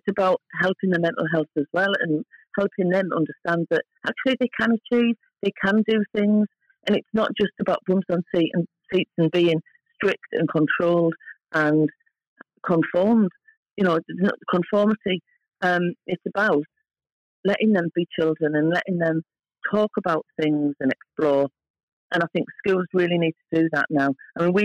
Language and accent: English; Hartlepool, North East England, United Kingdom; moved away as an adult; also born or lived in London / Scotland; I'm from Hartlepool and I've worked in London for many years in the 80s and 90s and I've lived up in Scotland